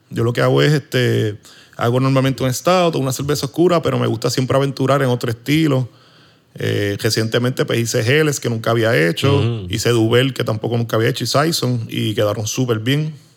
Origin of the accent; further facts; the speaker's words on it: Arecibo, Puerto Rico; moved away as an adult; now in Hatillo, Puerto Rico; Yo soy original de Arecibo